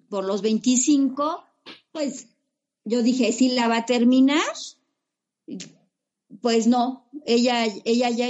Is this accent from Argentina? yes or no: no; Metepec, State of Mexico, Mexico; ¿Y de dónde vienes? No, pues que de, este, yo vengo de Metepec.